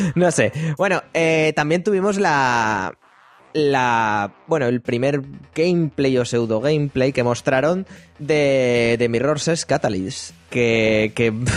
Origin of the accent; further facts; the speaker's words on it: Spain; nosotros que somos de España